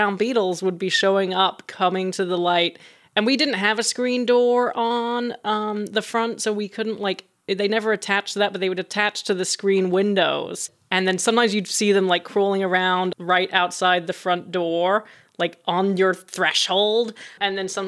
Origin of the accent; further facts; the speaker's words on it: England, United Kingdom; now in Los Angeles, United States; I grew up in England on a little farm.